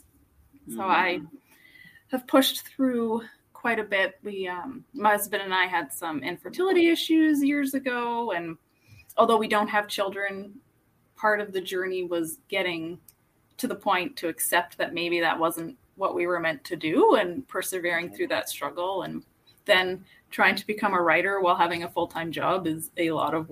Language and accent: English; Toronto, Ontario, Canada; now in Calgary, Canada; I grew up in Toronto.